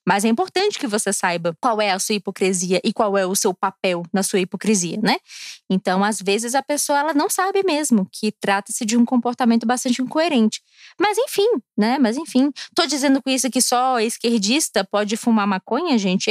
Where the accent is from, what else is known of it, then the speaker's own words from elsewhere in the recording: Brasília, Federal District, Brazil; also born or lived in Rio Grande do Sul; eu moro em Brasília, eu sou nascida e criada em Brasília